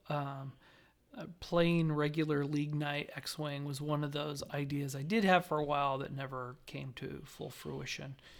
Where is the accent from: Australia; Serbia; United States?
United States; Southern Nevada; growing up in Southern Nevada